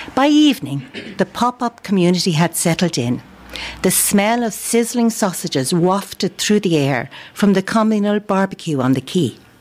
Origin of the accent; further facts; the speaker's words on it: Dublin, Leinster, Ireland; moved away as an adult; now in County Clare, Ireland; I've lived in Clare for a long time, although I'm originally from Dublin.